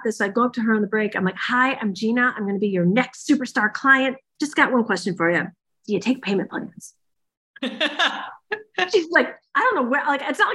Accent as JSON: {"language": "English", "region": "Michigan", "country": "United States", "said": "I'm from Michigan"}